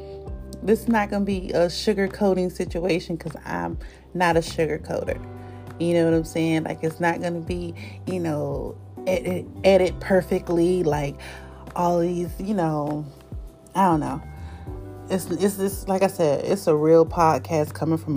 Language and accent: English; North Carolina, United States; now in Delaware, United States; I'm from North Carolina. All of my friends, which is very few, is in North Carolina.